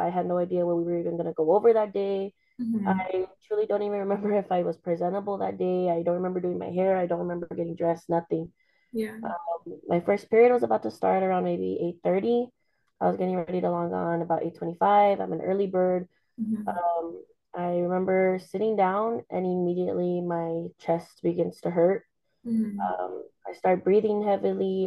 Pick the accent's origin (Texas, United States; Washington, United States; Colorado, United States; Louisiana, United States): Texas, United States; El Paso; I was born and raised here in El Paso, Texas